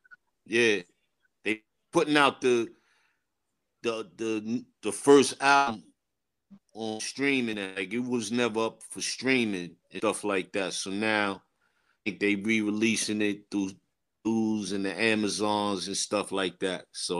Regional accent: Queens, New York, United States; You know, I grew up in Jamaica, Queens as well.

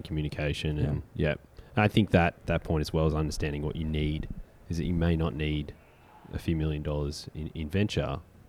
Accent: Australia; moved away; Coming from Australia, the Melbourne Cricket Ground is 100,000 for an AFL Grand Final.

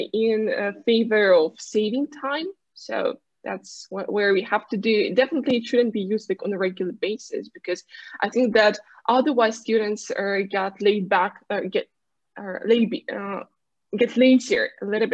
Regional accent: Krasnoyarsk, Krasnoyarsk Krai, Russia; first language Russian; English is a second language; moved away as an adult; now in Moscow, Russia; I'm from Siberia, Krasnoyarsk, but I've been living in Moscow like for 10 years already

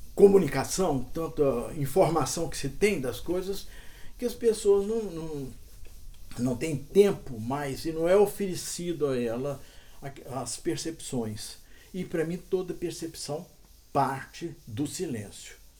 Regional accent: Cerrado, Brazil; eu fui criado muito no, aqui no Cerrado

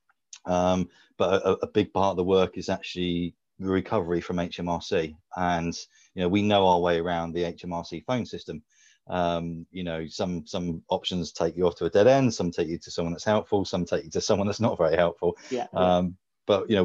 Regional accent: Bournemouth, South West England, United Kingdom; My hometown of Bournemouth

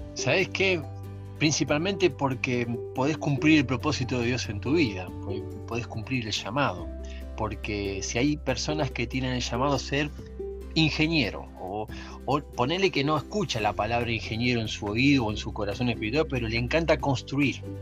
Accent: San Justo, Buenos Aires Province, Argentina; crecí en San Justo, eh, en Buenos Aires

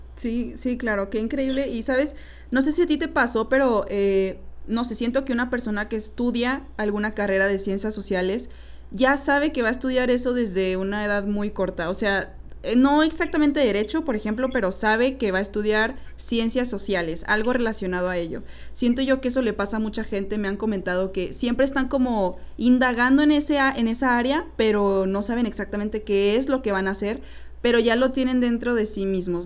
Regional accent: Torreón, Coahuila, Mexico; moved away as an adult; now in Guadalajara, Mexico

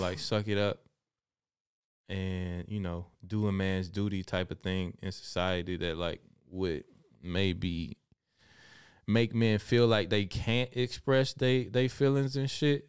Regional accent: Alabama, United States; now in Germany; I did see hummingbirds growing up in Alabama

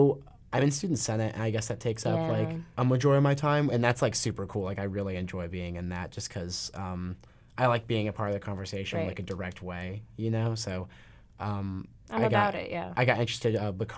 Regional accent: Asheville, North Carolina, United States; So I guess I'm from Asheville, North Carolina.

